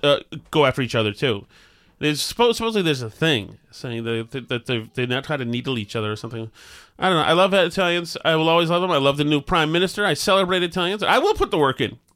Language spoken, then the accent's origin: English; Winchester, Massachusetts, United States; I was from Winchester